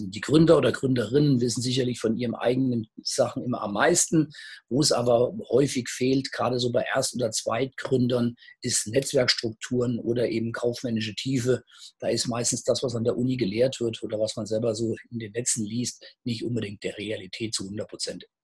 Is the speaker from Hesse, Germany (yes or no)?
yes; Gießen, Hesse, Germany; born there; now in Marburg, Germany; Ich komme nicht wirklich von hier. Wobei, doch, ich ja, ich bin auch geboren in Gießen, aber meinen, mein Vater kommt natürlich aus dem Bayerischen, daher eben auch der Name.